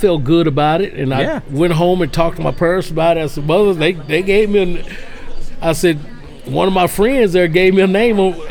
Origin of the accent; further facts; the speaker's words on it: Union City, Tennessee, United States; my hometown that we had one police, one grocery store, one red light